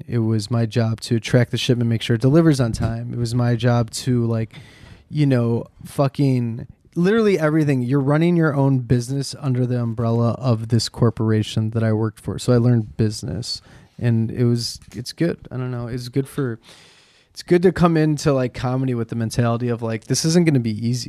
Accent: Chicago, Illinois, United States; moved away as an adult; also born or lived in New York; now in Los Angeles, United States; I grew up on Foster and Western.

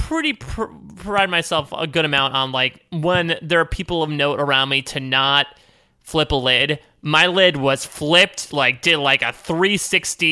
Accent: Connecticut, United States; moved away as an adult; also born or lived in Pennsylvania; now in New York, United States; I'm from Connecticut, so I've been from like the tri-state area

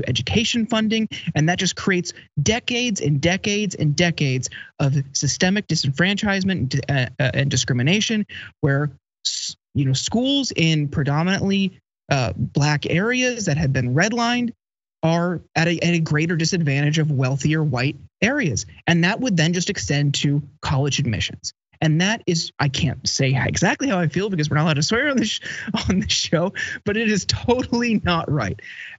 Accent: outside of Youngstown, Ohio, United States; even just growing up outside of Youngstown.

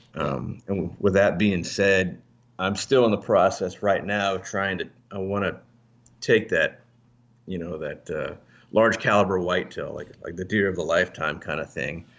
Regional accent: Alaska, United States; moved away; also born or lived in Northern Virginia; I was actually raised in Alaska

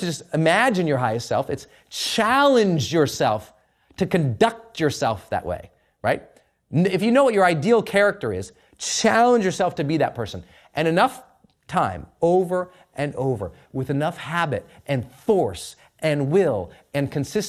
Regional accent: Montana, United States; I'm from Montana

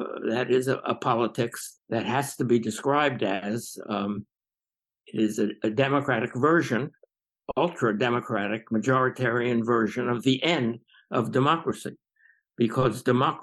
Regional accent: Johnstown, Pennsylvania, United States; also born or lived in New York; now in Princeton, United States; I grew up in Johnstown, Pennsylvania

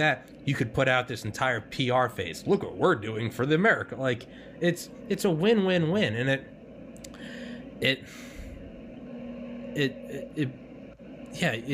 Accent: New England, United States; I'm from New England.

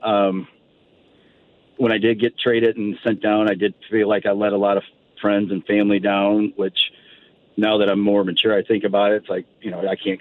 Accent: St. Louis, Missouri, United States; born or raised there

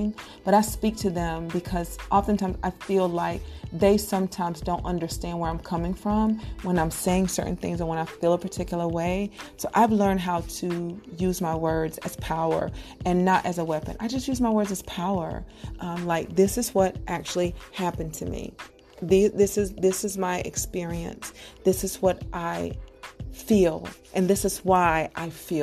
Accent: Fayetteville, United States; moved away; I grew up in Fayetteville

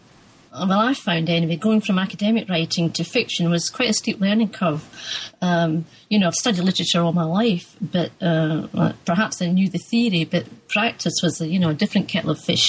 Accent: Musselburgh, Scotland, United Kingdom; I grew up in Musselburgh, East Lothian

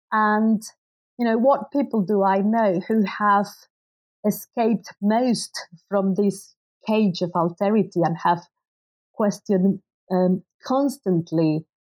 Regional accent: Mexico; moved away as an adult; because I basically studied, although I grew up in Mexico, I'd done my undergraduate and graduate studies abroad.

